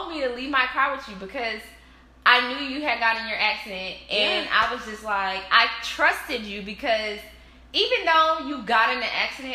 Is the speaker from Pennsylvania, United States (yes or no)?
no; Greenville, South Carolina, United States; I am from Greenville, South Carolina. G-Vegas